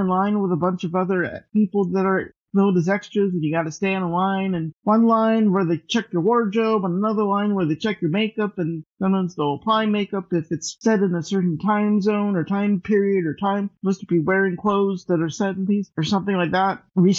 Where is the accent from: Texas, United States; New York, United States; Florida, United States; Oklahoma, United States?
Texas, United States; moved away as an adult; also born or lived in Austin, Texas; now in Los Angeles, United States; I went to school, high school and college in Texas